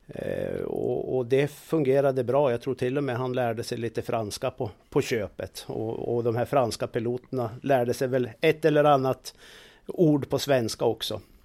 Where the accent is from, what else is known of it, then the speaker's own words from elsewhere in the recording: Jämtland, Sweden; moved away; där jag kommer ifrån Jämtland